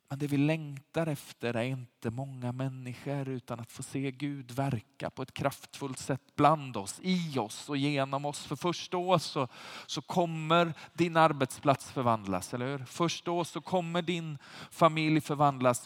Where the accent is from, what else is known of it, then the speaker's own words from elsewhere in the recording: Sweden; som svenskar